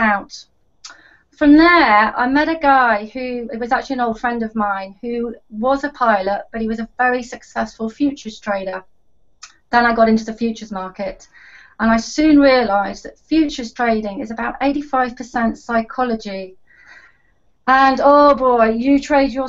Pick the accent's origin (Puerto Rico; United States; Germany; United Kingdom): United Kingdom; Oxford, South East England; moved away as an adult; now in Dubai, United Arab Emirates; I'm originally from Oxford back in the UK, but I've been living in Dubai for about 13 years